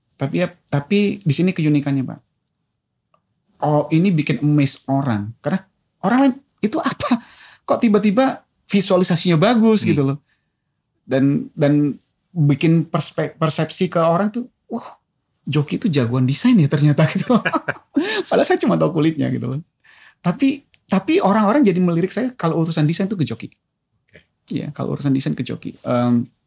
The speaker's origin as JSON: {"language": "Indonesian", "town": "Medan", "region": "North Sumatra", "country": "Indonesia", "tie": "born or raised there", "moved": "yes", "said": "saya lahir dan besar di Medan"}